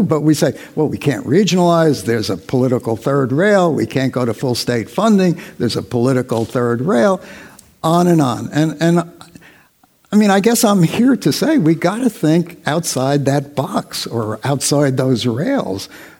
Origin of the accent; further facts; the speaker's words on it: Newark, New Jersey, United States; I grew up in Newark and I'm very familiar with the Ironbound